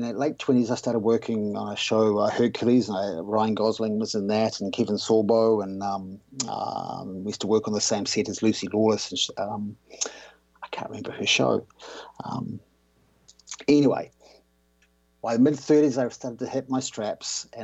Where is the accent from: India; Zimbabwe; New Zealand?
New Zealand; I grew up in New Zealand